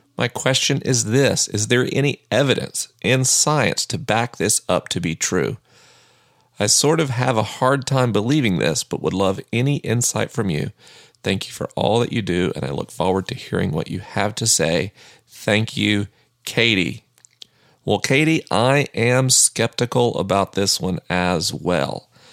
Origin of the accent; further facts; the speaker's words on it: the American South, United States; I'm a Southerner.